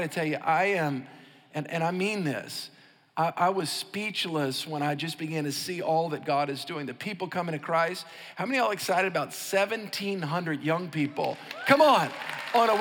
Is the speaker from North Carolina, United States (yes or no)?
no; New Orleans, Louisiana, United States; I am from New Orleans, pastor of the privilege of pastoring Church of the King.